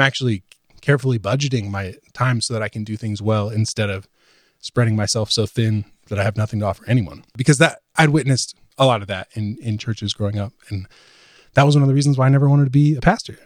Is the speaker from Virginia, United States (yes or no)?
yes; Virginia, United States; moved away as an adult; also born or lived in Sunderland, England; now in Nashville, United States; moving to Nashville from where I grew up in Virginia, lived in the same town my whole life, um, went to college there